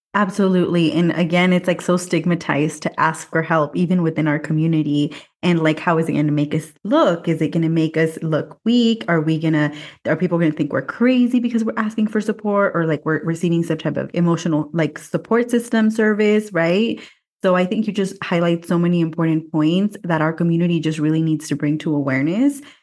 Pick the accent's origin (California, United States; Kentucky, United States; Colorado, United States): California, United States; Watsonville; now in Mexico City, Mexico; my hometown, Watsonville, California